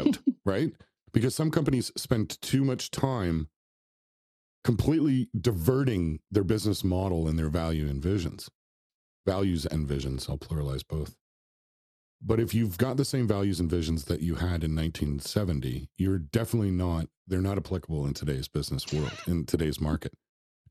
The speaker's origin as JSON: {"language": "English", "town": "Toronto", "region": "Ontario", "country": "Canada", "said": "I'm from Toronto, so our media is all about the Toronto Maple Leafs"}